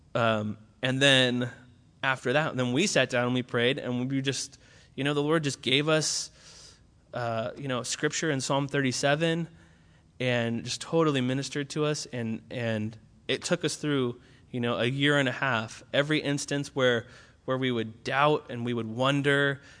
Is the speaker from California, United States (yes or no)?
yes; Orange County, California, United States; moved away as an adult; now in Berkeley, United States; I was originally from Orange County, which is like the opposite of Berkeley